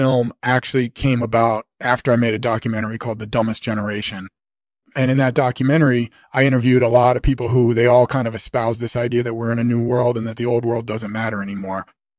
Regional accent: Australia; I grew up in Australia, and even though I was always aware of the fact that there was this old world out there, I never really thought about connecting with it.

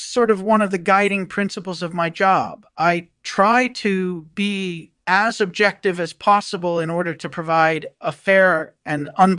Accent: New York City, New York, United States; Well, I'm from New York City, and I've been a journalist for over 30 years.

